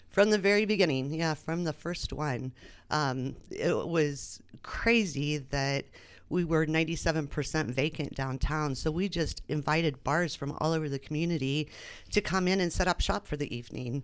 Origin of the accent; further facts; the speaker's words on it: Anderson, Indiana, United States; moved away as an adult; now in Muncie, United States; I came from Anderson